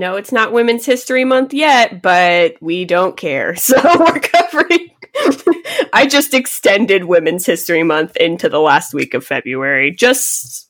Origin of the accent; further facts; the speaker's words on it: United States; We're American.